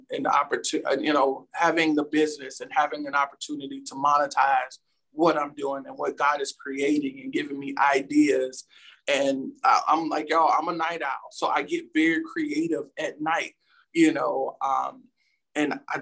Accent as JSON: {"language": "English", "town": "Petersburg", "region": "Virginia", "country": "United States", "tie": "born or raised there", "said": "growing up in Petersburg, Ettrick area, near Virginia State University"}